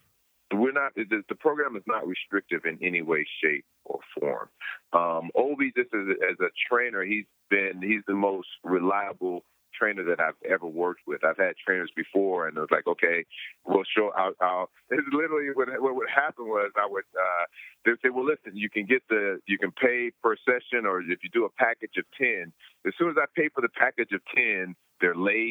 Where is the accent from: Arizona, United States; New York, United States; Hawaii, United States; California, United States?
California, United States; I'm being from California. It was just too cold.